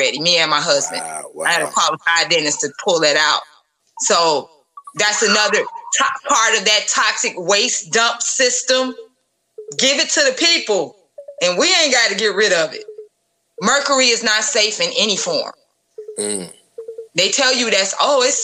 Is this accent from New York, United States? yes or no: no; Chicago, Illinois, United States; I grew up on the South Side and some parts of the North Side